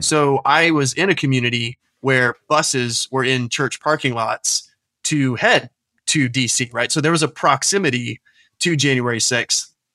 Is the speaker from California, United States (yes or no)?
no; Tampa, Florida, United States; moved away as an adult; also born or lived in New Orleans / Washington, D.C. area; now in Aberdeen, United Kingdom; I was raised in Tampa Bay, Florida